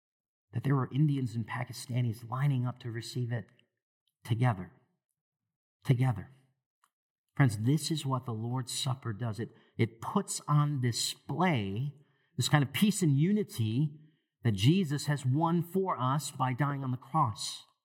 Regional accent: Sri Lanka; even back to my home country of Sri Lanka and other places too

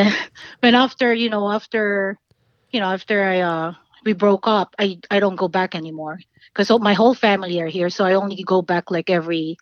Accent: Laguna, Calabarzon, Philippines; first language Tagalog; English is a second language; moved away as an adult; now in United States; I was born in Laguna, Philippines

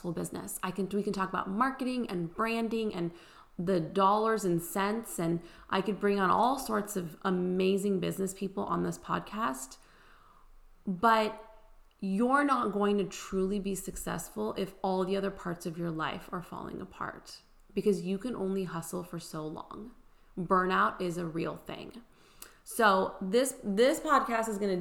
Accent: California, United States; moved away as an adult; also born or lived in Houston, Texas; now in Nashville, United States; we were basically born and raised in California. I was actually technically born in Houston, moved to California when I was one, but we always planned on doing everything in the Bay Area. That was home

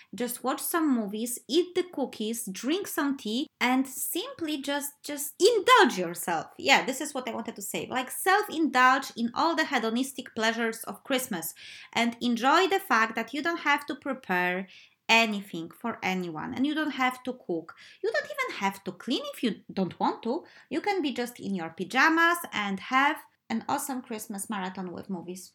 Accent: Poland; moved away as an adult; my uh, first life when I was a kid and teenager in Poland

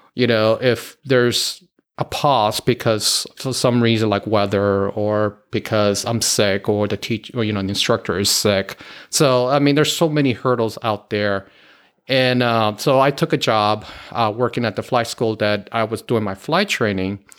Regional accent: Miami, Florida, United States; moved away; originally born and raised in Miami, Florida.

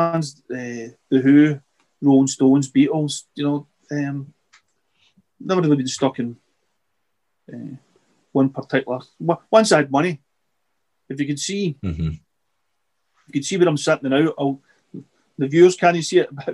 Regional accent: Wishaw, Scotland, United Kingdom; Wishaw boy

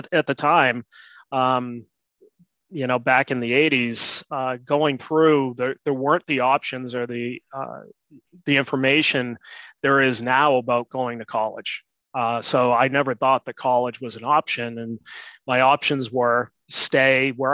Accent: Boston, Massachusetts, United States; I grew up just outside of Boston

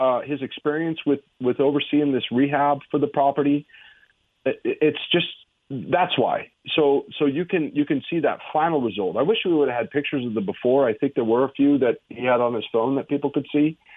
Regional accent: Wyoming, United States; I'm from Wyoming

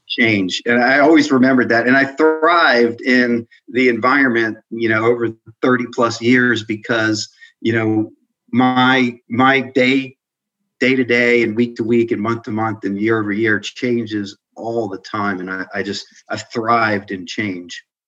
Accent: Adelphi, Maryland, United States; also born or lived in Washington, D.C.; we moved out to the suburbs in uh, Adelphi, Maryland, where I was raised

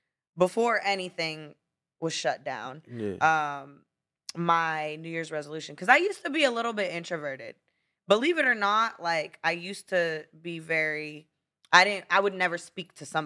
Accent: Florida, United States; Well, you know, especially, well, maybe because I did grow up in Florida and I'm used to, like, islands and tropical things.

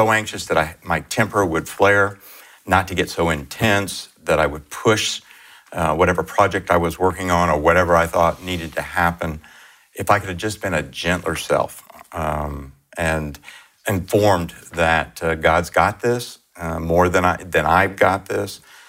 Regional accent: Miami, Florida, United States; Miami, Florida.

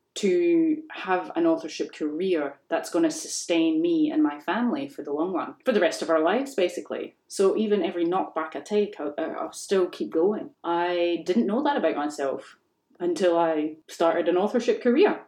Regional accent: Scotland, United Kingdom; I grew up in Scotland

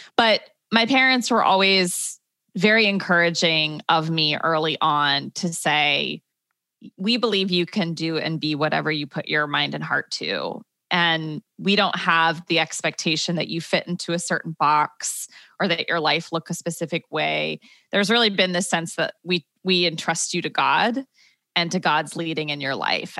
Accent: Dayton, Ohio, United States; moved away as an adult; also born or lived in Michigan / Chicago; now in Brooklyn, United States; I grew up in Dayton, Ohio

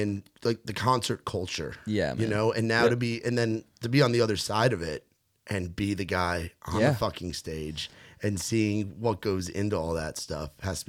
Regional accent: New York, United States; I'm from New York, so we don't have that. we don't have, I'm from like the suburbs of the city

